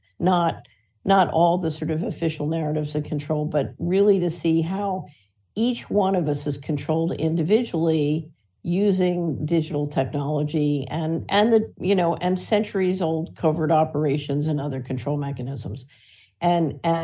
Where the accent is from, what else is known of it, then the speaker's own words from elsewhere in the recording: Philadelphia, Pennsylvania, United States; So obviously I'm an American. I grew up in Philadelphia